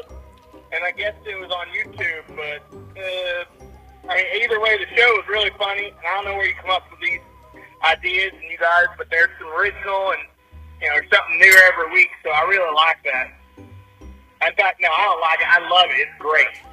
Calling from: United States; I'm calling from Fayette County

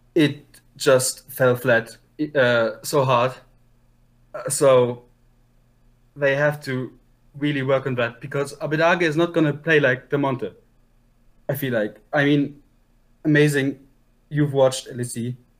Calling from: Unterhaching, Bavaria, Germany; I'm calling from Unterhaching, Germany

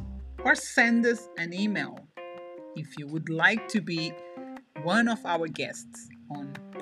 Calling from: London, United Kingdom; So I'm talking from London, as I told you before. So I'm in London, United Kingdom.

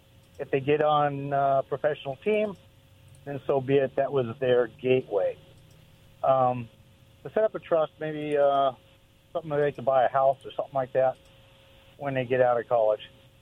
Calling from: Richmond, United States; Hey, it's … from Richmond.

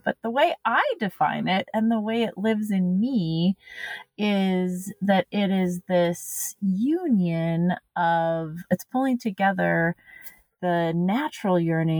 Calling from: Red River Gorge, Kentucky, United States; I use she, her pronouns. And right now I am calling in from Ten Sleep, Wyoming, but my usual home is the Red River Gorge in Kentucky.

